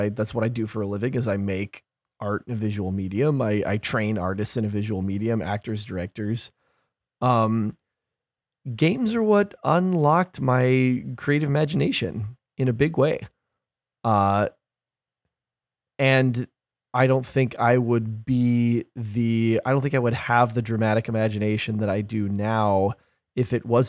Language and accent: English; Gresham, Oregon, United States; We're all from Gresham, fam.